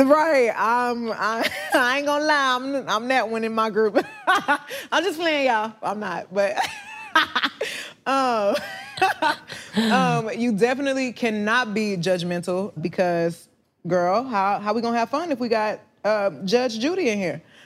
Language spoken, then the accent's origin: English; Houston, Texas, United States; growing up in the South